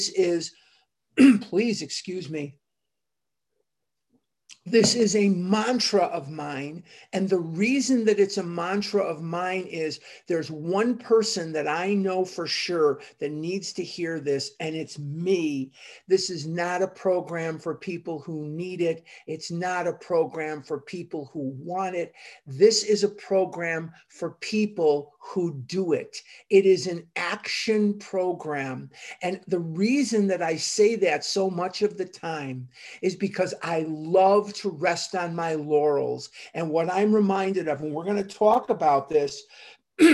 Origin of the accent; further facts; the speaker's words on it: Chicago, Illinois, United States; I grew up in Chicago